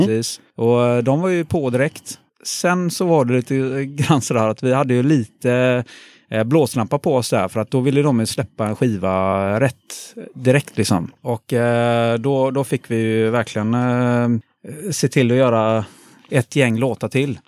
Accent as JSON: {"language": "Swedish", "town": "Gothenburg", "region": "Västra Götaland", "country": "Sweden", "tie": "born or raised there", "said": "jag är born and raised eh, i Göteborg, eh, faktiskt på eh, bakom Avenyn, så jag är en stadsgrabb"}